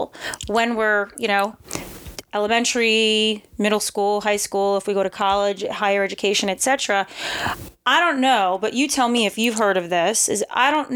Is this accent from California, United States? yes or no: no; New York City, New York, United States; moved away as an adult; now in Austin, United States; I'm from New York City originally